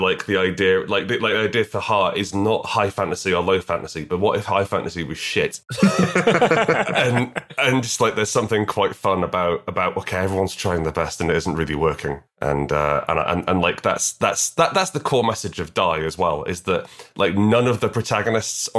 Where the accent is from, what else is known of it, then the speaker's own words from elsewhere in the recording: United Kingdom; we're both British